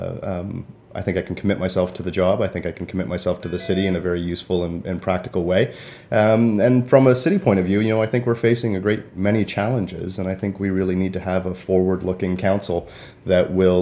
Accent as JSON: {"language": "English", "town": "Toronto", "region": "Ontario", "country": "Canada", "tie": "born or raised there", "moved": "yes", "lives_now": "Peterborough, Canada", "said": "I grew up in Toronto, and Toronto's a city of neighborhoods"}